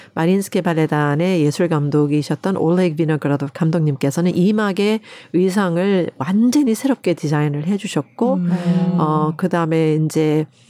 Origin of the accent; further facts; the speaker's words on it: United States; now in South Korea; 미국에서 자랄 때